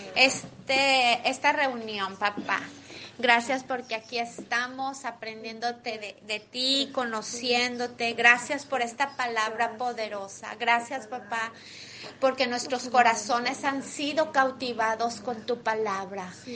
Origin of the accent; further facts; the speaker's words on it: Mexico; now in United States; Soy mexicana